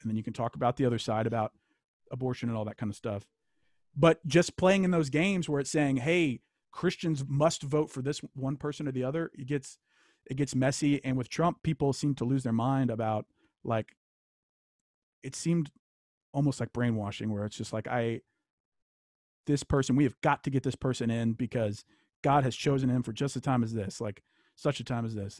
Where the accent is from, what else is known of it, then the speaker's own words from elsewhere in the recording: Louisiana, United States; I grew up in Louisiana